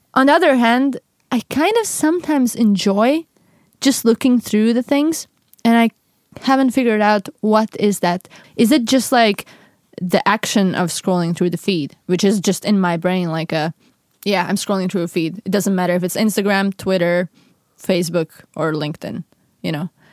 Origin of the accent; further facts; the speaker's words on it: Latvia; moved away as an adult; I am from Latvia. But that's the weird thing, because I haven't lived there for seven years